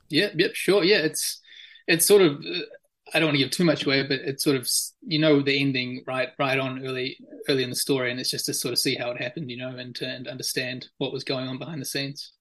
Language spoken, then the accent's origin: English; Auckland, New Zealand; I was born and raised in Auckland, uh, I went to school and university there.